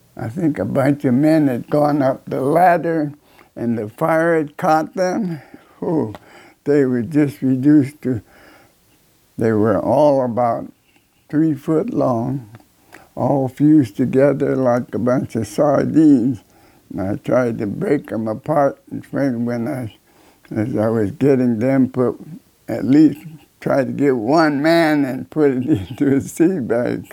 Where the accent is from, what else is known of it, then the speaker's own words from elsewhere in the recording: Illinois, United States; moved away; I came from Illinois